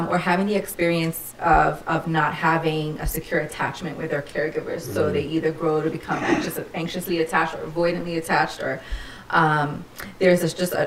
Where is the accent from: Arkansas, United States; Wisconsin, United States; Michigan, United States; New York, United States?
New York, United States; New York City; I'm a native New Yorker, born and raised in the Lower East Side before its gentrification.